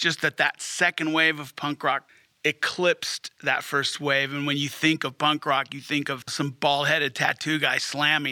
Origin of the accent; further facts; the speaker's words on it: Hermosa Beach, California, United States; moved away as an adult; now in Fort Collins, United States; Growing up in Hermosa Beach at age 14